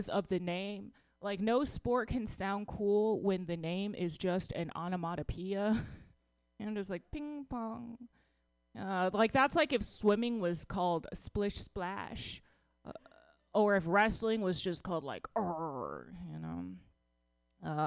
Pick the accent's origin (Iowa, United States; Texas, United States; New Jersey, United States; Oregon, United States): Texas, United States; Dallas; I'm from Texas